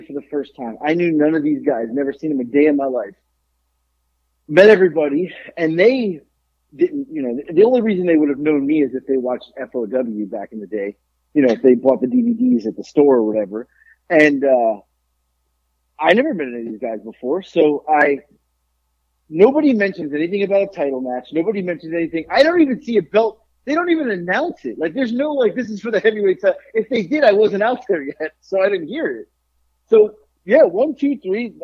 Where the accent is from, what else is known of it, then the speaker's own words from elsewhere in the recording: Florida, United States; I was the guy from Florida